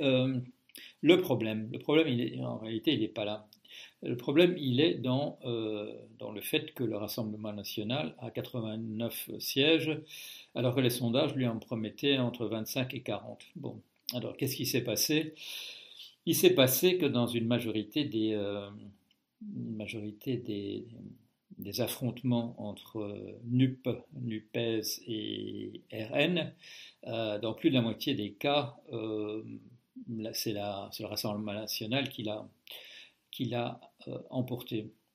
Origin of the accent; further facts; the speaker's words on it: Belgium; moved away as an adult; now in France; je suis toujours euh, belge comme au moment de ma naissance, même si j'ai quitté la Belgique euh, officiellement en 1973